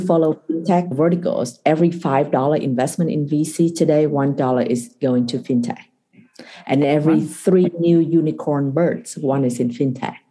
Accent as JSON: {"language": "English", "country": "Vietnam", "tie": "born or raised there", "also_born_or_lived": "Kentucky / Singapore", "moved": "as an adult", "said": "I was born and raised in Vietnam."}